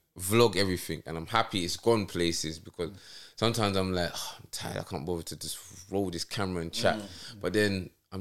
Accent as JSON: {"language": "English", "region": "London", "country": "United Kingdom", "said": "I'm from New Cross"}